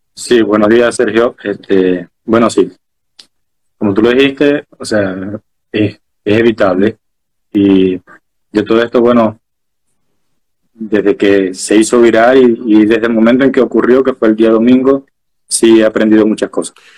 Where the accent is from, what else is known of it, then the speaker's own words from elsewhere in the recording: Maracaibo, Zulia, Venezuela; now in Chile; yo soy maracucho y sé que la gente me dice, pero dice, no, pero no parece maracucho. Y yo, sí, lo sé, pero soy maracucho